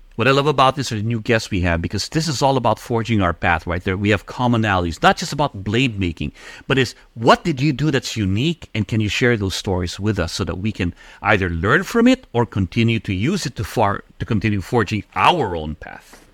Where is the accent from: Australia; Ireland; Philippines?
Philippines; moved away as an adult; now in United States; I was born and raised in the Philippines, and I migrated to the U.S. when I was uh, 18.